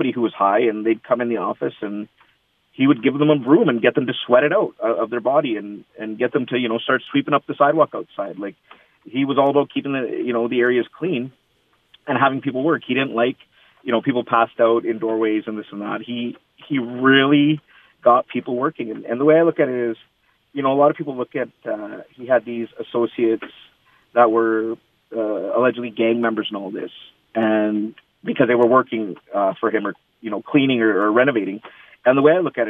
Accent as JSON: {"language": "English", "country": "Canada", "tie": "born or raised there", "said": "I'm born and raised, I'm Canadian, I'm as Canadian as they come."}